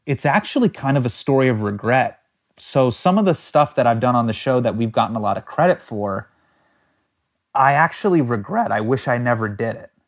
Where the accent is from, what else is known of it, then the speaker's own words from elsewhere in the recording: United States; I'm American and I grew up in the States